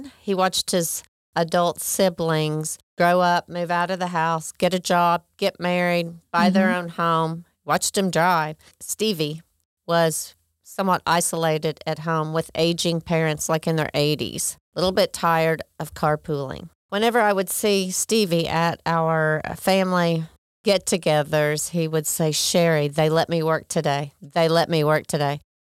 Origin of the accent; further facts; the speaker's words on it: Oklahoma, United States; I was born and raised in Oklahoma. I'm Sooner born and Sooner bred.